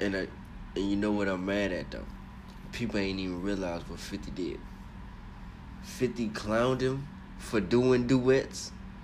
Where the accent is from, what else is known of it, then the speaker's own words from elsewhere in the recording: North Carolina, United States; He don't know what I'm from North Carolina, man.